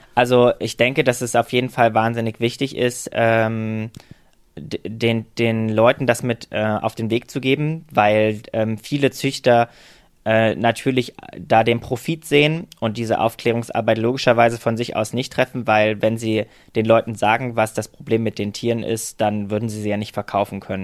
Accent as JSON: {"language": "German", "town": "Halle", "region": "Saxony-Anhalt", "country": "Germany", "tie": "born or raised there", "moved": "yes", "lives_now": "Berlin, Germany", "said": "Also ich komme aus Halle an der Saale ursprünglich"}